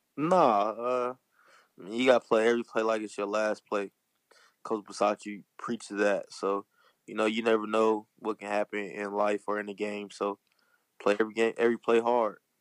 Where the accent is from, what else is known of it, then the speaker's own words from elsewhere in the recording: Compton, California, United States; I'm from Compton